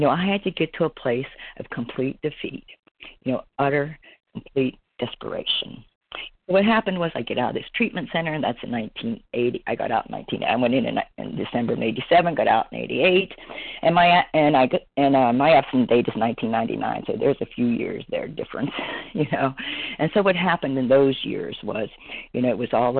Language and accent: English; Pennsylvania, United States; moved away as an adult; now in Florida, United States; I'm originally from Pennsylvania